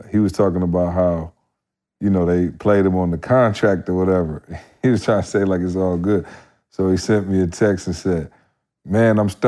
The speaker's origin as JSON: {"language": "English", "country": "Barbados", "said": "I'm from Barbados"}